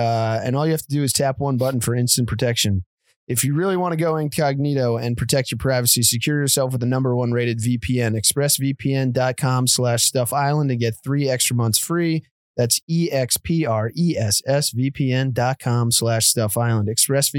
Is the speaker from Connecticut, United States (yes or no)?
yes; Connecticut, United States; born or raised there